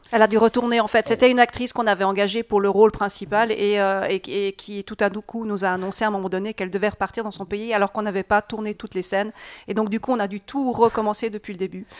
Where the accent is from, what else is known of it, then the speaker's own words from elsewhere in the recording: Switzerland; je suis suisse, mais d'origine entièrement hongroise. Donc, de sang hongrois, mais je suis né aussi en Suisse.